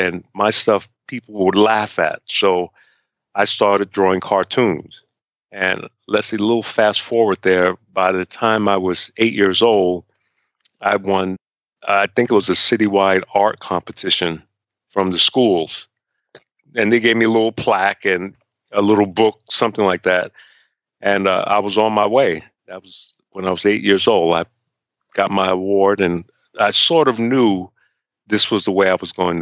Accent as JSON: {"language": "English", "town": "New York City", "region": "New York", "country": "United States", "tie": "born or raised there", "said": "I was going through when I was growing up in Harlem."}